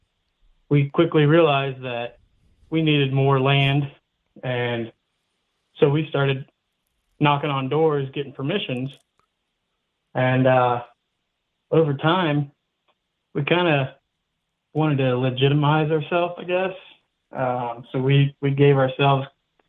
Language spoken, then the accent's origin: English; Dayton, Ohio, United States; So I, like I said, I started, I'm originally from Dayton, Ohio